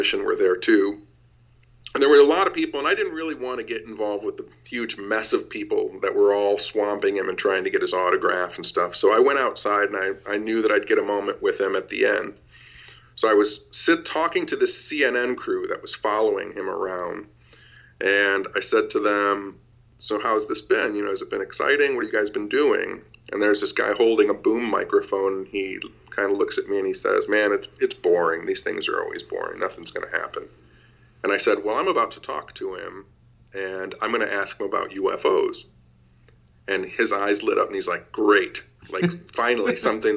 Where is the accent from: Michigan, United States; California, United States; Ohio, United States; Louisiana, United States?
Michigan, United States; Royal Oak; my hometown, Royal Oak, Michigan